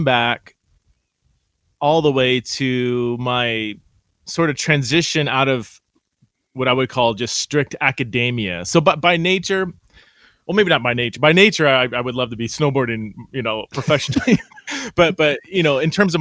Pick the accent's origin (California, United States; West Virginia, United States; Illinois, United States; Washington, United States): California, United States; now in Idaho, United States; I'm from California